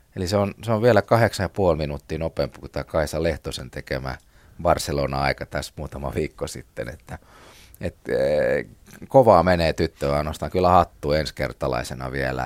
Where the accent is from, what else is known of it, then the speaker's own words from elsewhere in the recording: Porvoo, Uusimaa, Finland; itsekin olen porvoolainen